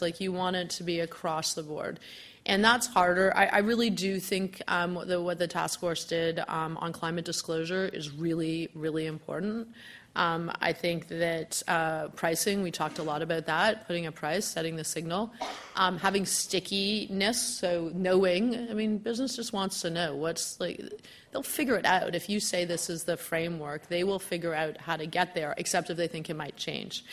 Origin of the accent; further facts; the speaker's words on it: Hamilton, Ontario, Canada; now in Ottawa, Canada; I'm originally from the Hammer, Hamilton